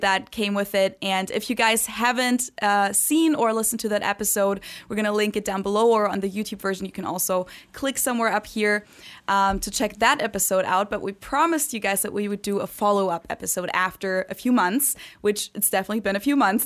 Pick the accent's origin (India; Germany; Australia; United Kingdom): Germany; moved away as an adult; now in United States; I grew up in Germany